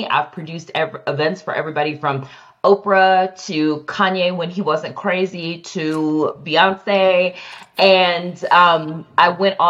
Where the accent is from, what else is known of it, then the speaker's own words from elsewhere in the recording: Cleveland, Ohio, United States; moved away as an adult; also born or lived in New York; I am from Cleveland, Ohio, born and raised. But I think that I really grew up in New York because that's where I first went out of college. So out of college, I moved from the suburbs in Cleveland, Ohio, and I moved to New York.